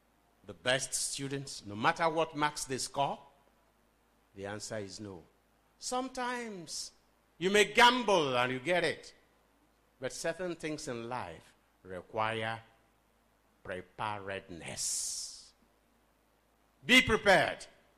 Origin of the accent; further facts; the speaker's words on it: Nigeria; Okay, we are boasting, you are a British and I'm a Nigerian.